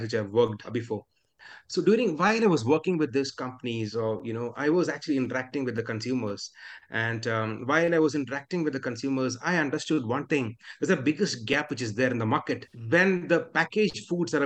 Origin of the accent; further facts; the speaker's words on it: Kerala, India; accent: Mallu English; first language Malayalam; English is a second language; I'm from Kerala, and we speak Malayalam. When you hear my English, you'll also feel like, a Mallu speaking English.